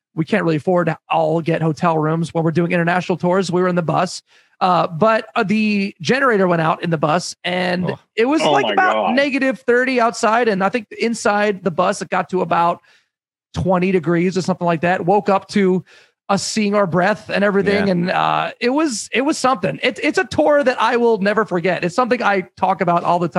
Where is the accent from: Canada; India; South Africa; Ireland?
Canada; as a Canadian